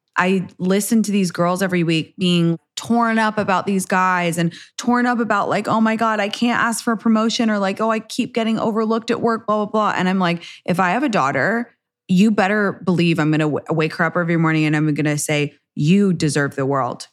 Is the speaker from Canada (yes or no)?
no; England, United Kingdom; now in United States; I was raised in England